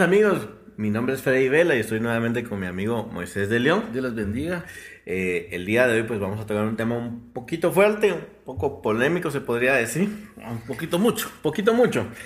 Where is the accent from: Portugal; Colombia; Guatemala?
Guatemala; Nosotros somos pues, de Guatemala